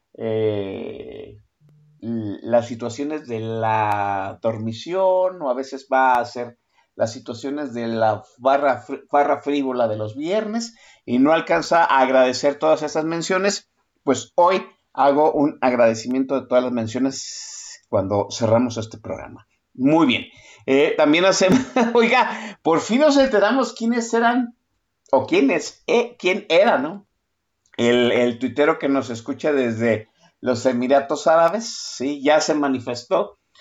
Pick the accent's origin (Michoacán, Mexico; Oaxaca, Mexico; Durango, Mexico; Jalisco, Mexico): Jalisco, Mexico; Guadalajara; yo 100% tapatío, y en la, en la zona conurbada de Guadalajara